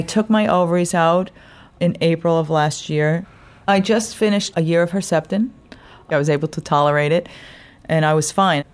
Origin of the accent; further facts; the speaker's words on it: New York, United States; also born or lived in Long Island; I'm from New York. I live out on Long Island